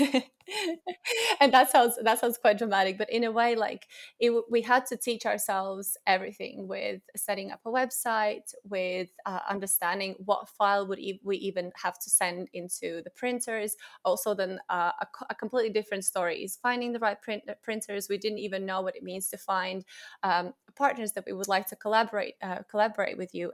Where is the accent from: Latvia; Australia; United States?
Latvia; moved away as an adult; now in England, United Kingdom; I'm originally from Latvia, and I moved to England, uh, around eight years ago after finishing my university